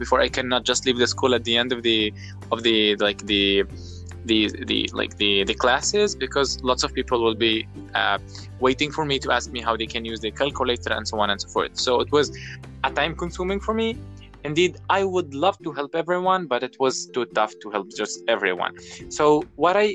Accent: Tripoli, Tripoli District, Libya; I am from Tripoli, Libya

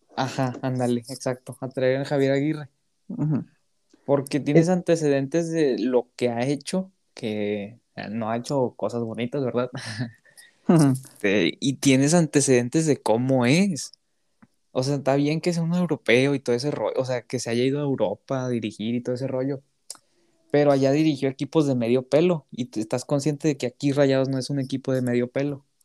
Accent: Mexico; pudiéndolo ver como mexicano

